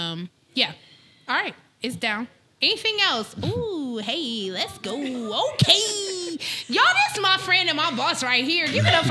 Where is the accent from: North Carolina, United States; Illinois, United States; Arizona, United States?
Illinois, United States; Chicago; now in Columbus, United States; I grew up in Chicago, which is a totally different culture than Columbus.